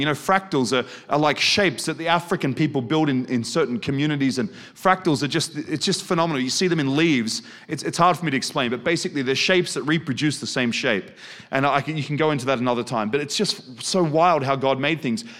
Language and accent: English; Australia; moved away; also born or lived in Germany; I'm not German. Look at me, I'm Australian.